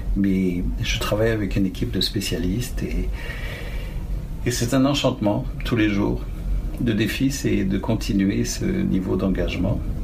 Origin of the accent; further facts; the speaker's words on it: Paris, Île-de-France, France; also born or lived in Tanganyika / Nice; now in Ontario, Canada; j'étais été élevé à Paris en fait, et j'ai fini mes études à Nice